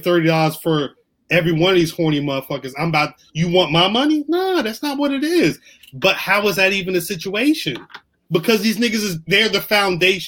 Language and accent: English; New Jersey, United States; I'm from Jersey